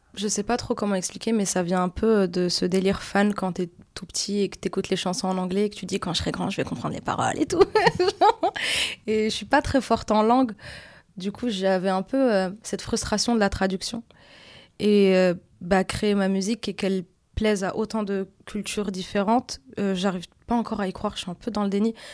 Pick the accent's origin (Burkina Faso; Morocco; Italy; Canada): Morocco; Casablanca, Casablanca-Settat; moved away; also born or lived in Paris / Belgium; je viens de Casablanca, du coup c'est une assez grosse ville avec beaucoup de taxis